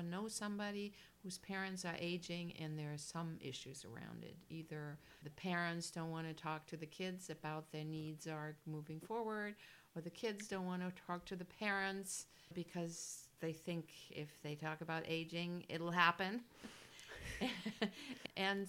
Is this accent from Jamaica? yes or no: no; Germany; first language German; English is a second language; moved away; also born or lived in California; And born and raised in Germany. And so I speak German, obviously.